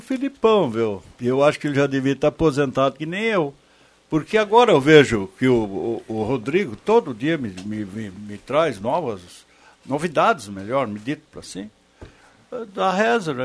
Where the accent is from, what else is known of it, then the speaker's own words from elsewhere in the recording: Brazil; E eu, como brasileiro